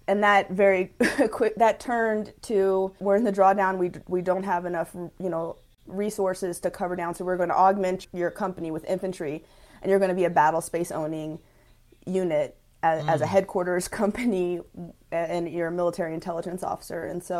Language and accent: English; Lawnside, New Jersey, United States; also born or lived in Houston, United States; So I'm originally from Houston, Texas. I was born there. And I went to junior high and high school, actually, in South Jersey, in Lawnside, New Jersey.